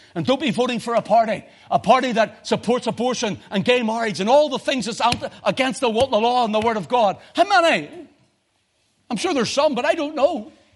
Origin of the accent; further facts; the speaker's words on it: Belfast, Northern Ireland, United Kingdom; I'm that boy from Belfast, the back streets